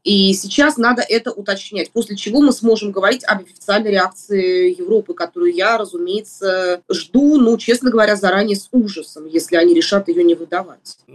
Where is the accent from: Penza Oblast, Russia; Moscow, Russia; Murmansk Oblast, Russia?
Moscow, Russia; я родилась и живу в Москве